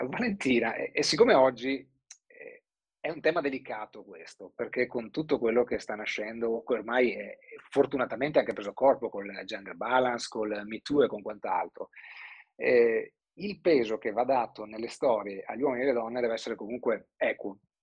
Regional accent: Treviso, Veneto, Italy; di origine nemmeno sud trevisana, perché sono proprio di Treviso Nord

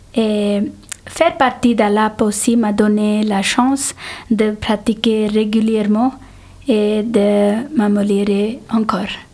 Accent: India; first language Telugu; French is a second language; now in Geneva, Switzerland; Je suis née en Inde

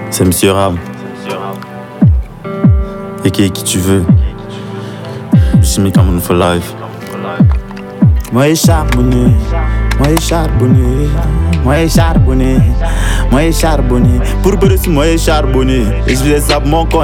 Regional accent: Edéa, Littoral, Cameroon; now in Yaoundé, Cameroon; Je suis camerounais, j'ai 23 ans, originaire de la ville d'Edea et actuellement je vis dans la capitale du Cameroun

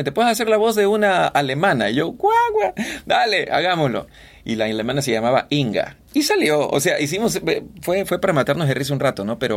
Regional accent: Guayaquil, Guayas, Ecuador; si tú me escuchas hablar y me presentas a alguien, me va a preguntar de dónde eres. Y yo le voy a decir de Guayaquil. No, tú no suenas guayaquileño.

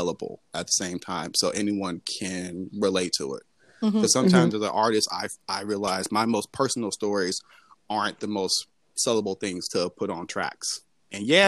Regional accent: Atlanta, Georgia, United States; I grew up in Atlanta

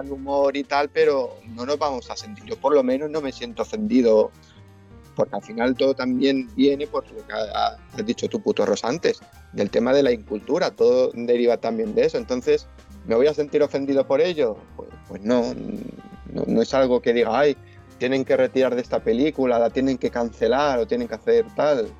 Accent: Spain; se nos a los españoles

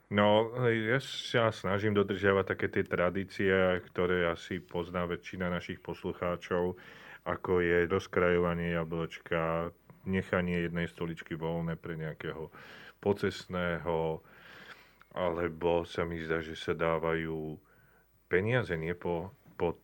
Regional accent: Zvolen, Banská Bystrica Region, Slovakia; ja som zo Zvolena pôvodom

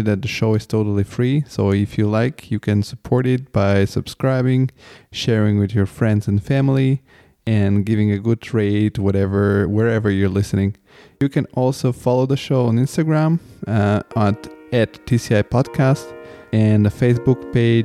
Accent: Italy; English is a second language; also born or lived in Bulgaria; I've moved to Italy when I was 7.

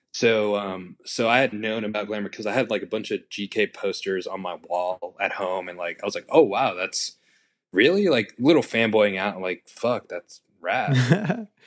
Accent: New York City, New York, United States; I was born and raised in Queens, New York, city boy

